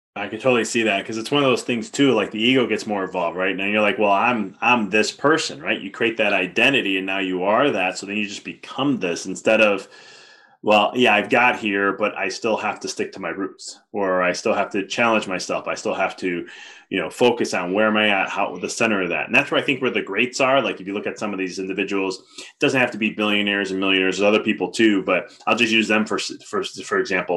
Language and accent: English; Chicago, Illinois, United States; I'm from Chicago too